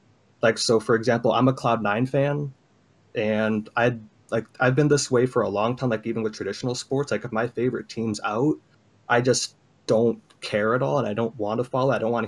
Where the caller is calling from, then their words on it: Illinois, United States; Chicagoland area.